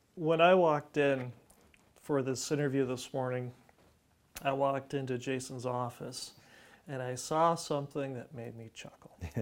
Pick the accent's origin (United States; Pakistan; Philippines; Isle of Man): United States; Ridgecrest, California; now in San Joaquin Valley, United States; I grew up in Ridgecrest, California